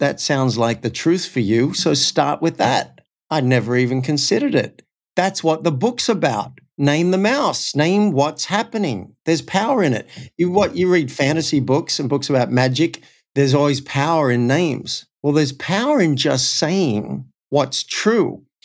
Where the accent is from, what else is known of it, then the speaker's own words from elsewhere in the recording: Cessnock, New South Wales, Australia; moved away; I actually went back to my hometown of Cessnock